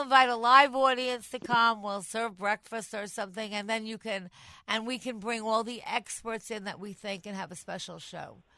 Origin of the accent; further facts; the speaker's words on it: Long Island, New York, United States; moved away as an adult; now in New York City, United States; I was born on Long Island. I come from Long Island. I mean, I'm in the city the last 20 years